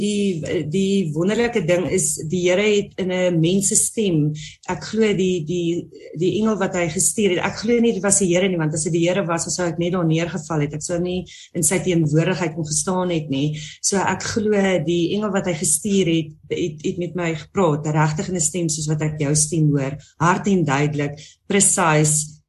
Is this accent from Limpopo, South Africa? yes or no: yes; Musina, Limpopo, South Africa; ek kom van Messina af, 'n baie klein dorpie